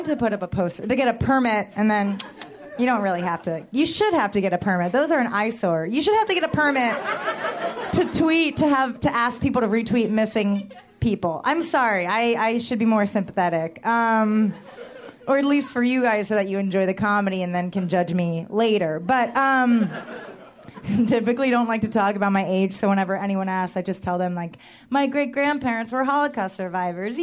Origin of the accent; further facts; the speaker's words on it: New York, United States; I am a New Yorker